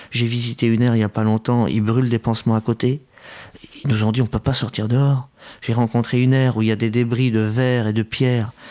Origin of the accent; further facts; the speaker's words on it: Paris, Île-de-France, France; nous, on est parisiens. Moi, je suis un parisien